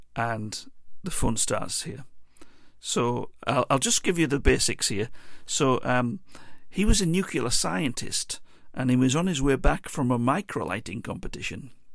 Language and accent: English; Teesside, North East England, United Kingdom; we're from Teesside.